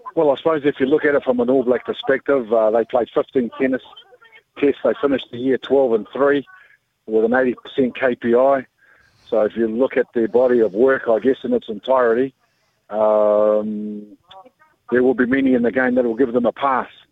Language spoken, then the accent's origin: English; Hawke's Bay, New Zealand; as a Hawke's Bay boy. Growing up in the Hawke's Bay